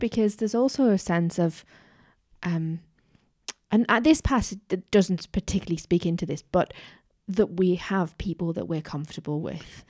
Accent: Newcastle upon Tyne, North East England, United Kingdom; moved away; growing up in Newcastle

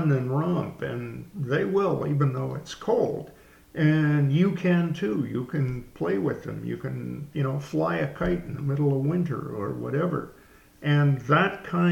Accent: Canada; moved away; my Canadian background

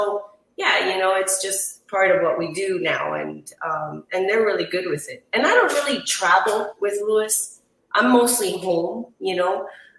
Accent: Chile; now in Miami, United States; nobody in my family really smokes cigars as far as where I'm from. I'm from Chile.

